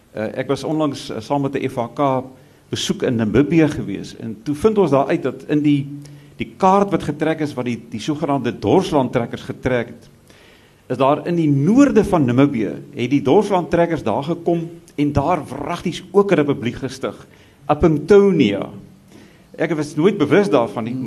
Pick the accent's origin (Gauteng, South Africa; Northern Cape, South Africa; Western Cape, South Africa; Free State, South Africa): Gauteng, South Africa; Pretoria; in Pretoria dis nou ongelukkig die wêreld waar ons vandaan kom